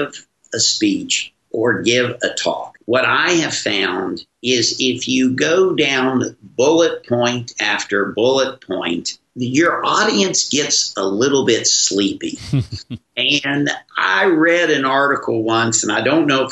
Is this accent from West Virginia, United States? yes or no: yes; West Virginia, United States; my growing up in West Virginia